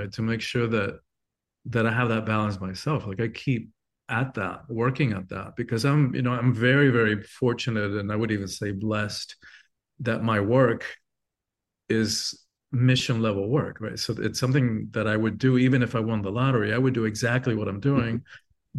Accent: Cuba; moved away; I'm from an island. I'm Cuban born originally

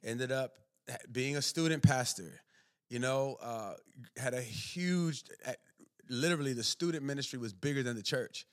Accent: Maryland, United States; moved away; I grew up, was born and raised in Maryland

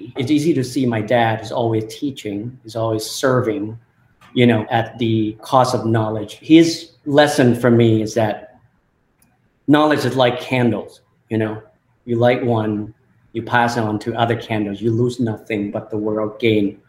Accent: Thailand; English is a second language; moved away as an adult; also born or lived in UC Berkeley, California; my early life growing up in Thailand

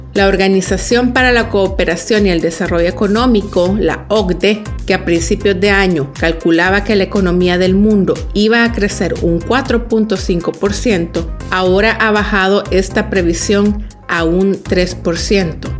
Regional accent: El Salvador

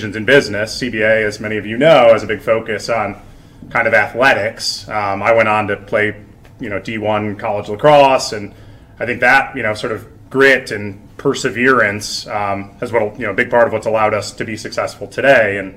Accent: Syracuse, New York, United States; moved away; grew up right here in Syracuse on the Sedgwick neighborhood, just probably 5 minutes from here.

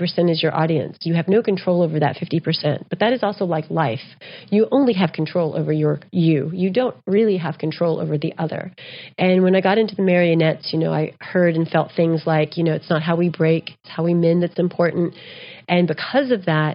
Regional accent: United States; also born or lived in Texas / New Mexico; I grew up in Texas and New Mexico.

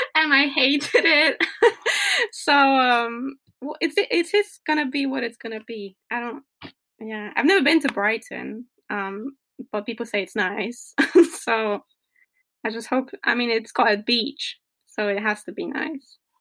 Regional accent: Poland; I'm from Poland

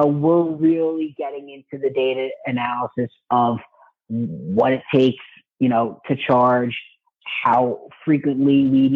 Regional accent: New York, United States; in my home state of New York

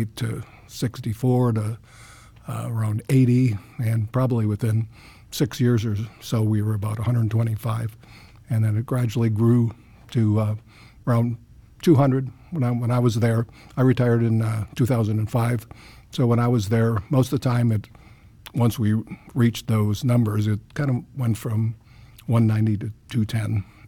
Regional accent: Chicago, Illinois, United States; moved away as an adult; also born or lived in Indiana; now in Centerville, United States; I grew up in the Chicago area

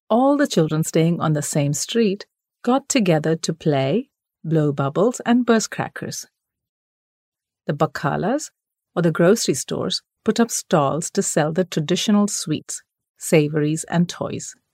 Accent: Kuwait; also born or lived in Kerala, India; Growing up in Kuwait during the 70s and 80s, Eid was celebrated with all the fervor befitting a Middle Eastern festival.

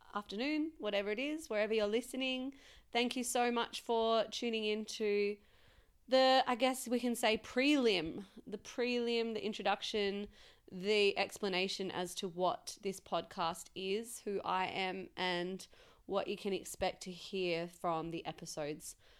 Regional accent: Western Australia, Australia; moved away; it all started, I guess, in a small country town in, uh, Western Australia

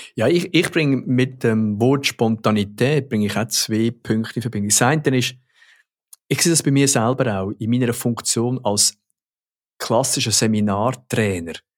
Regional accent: Switzerland; bei uns in der Schweiz

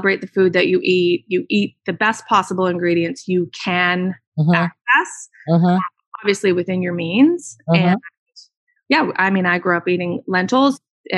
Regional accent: Gulf Islands, British Columbia, Canada; now in Vancouver, Canada; I actually grew up in a hippie family in the Gulf Islands.

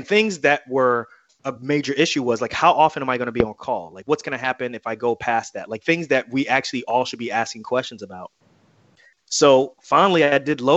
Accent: New Jersey, United States; I'm from Jersey

